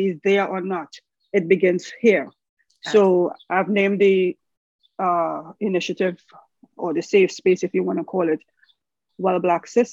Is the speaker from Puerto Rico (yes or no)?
no; Trinidad & Tobago; I am from the Caribbean, Trinity to the bone. I'm sure you guys can hear the accent